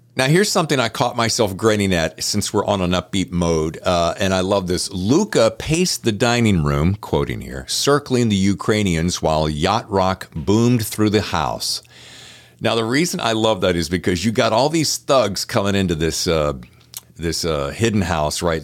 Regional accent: the South, United States; I'm from the South

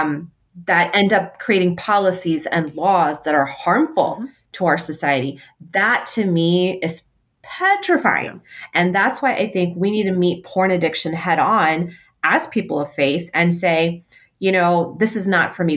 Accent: United States; as um, Muslim American women, as American women

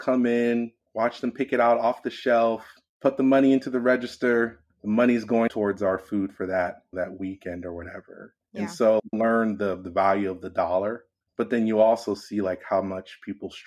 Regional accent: Los Angeles, California, United States; I'm born and raised in Los Angeles, California

